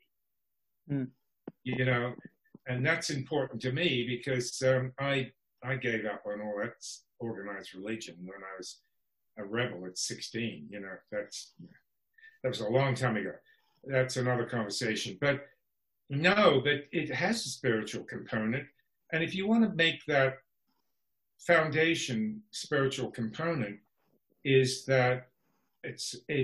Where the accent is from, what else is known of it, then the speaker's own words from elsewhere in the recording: Canberra, Australian Capital Territory, Australia; moved away as an adult; now in Los Angeles, United States; I was born in Australia, Canberra, the capital city.